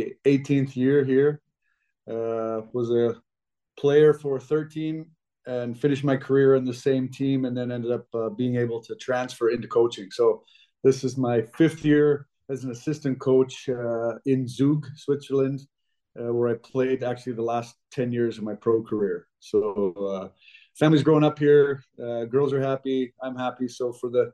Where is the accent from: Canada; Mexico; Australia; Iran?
Canada; Western Canada; growing up in Western Canada